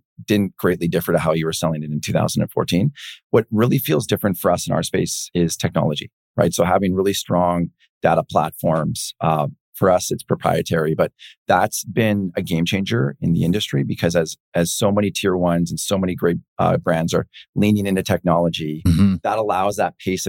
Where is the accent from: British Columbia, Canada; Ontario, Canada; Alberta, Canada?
British Columbia, Canada; Penticton; now in Vancouver, Canada; not born in Vancouver from small town Penticton